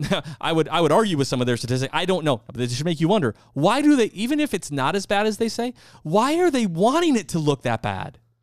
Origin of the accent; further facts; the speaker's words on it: United States; I'm an American, I love America, and I'm proud to be an American